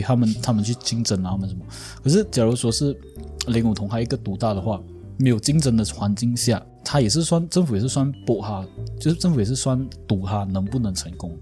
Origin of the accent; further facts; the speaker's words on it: Malaysia; 我们马来西亚人